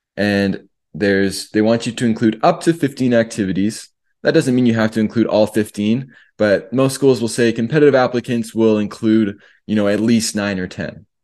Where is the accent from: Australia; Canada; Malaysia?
Canada; now in United States; as a Canadian, before I got my green card